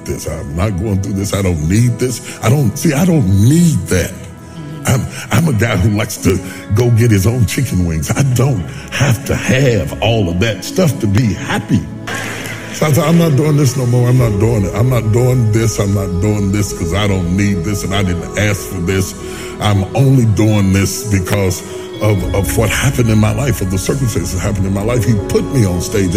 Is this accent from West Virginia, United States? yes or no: yes; West Virginia, United States; I'm a country boy. I'm from West Virginia